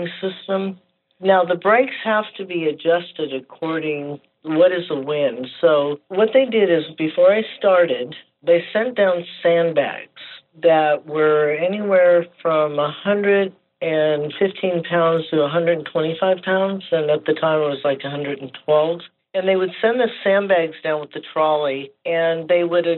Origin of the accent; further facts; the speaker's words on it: north of L.A., California, United States; I was raised in California, north of L.A., about 30 miles